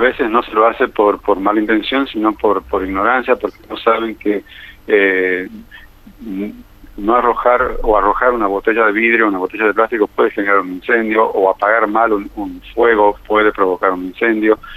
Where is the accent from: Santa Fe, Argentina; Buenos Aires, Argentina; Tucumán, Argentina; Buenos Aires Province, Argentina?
Tucumán, Argentina; Y en Tucumán, de donde yo soy también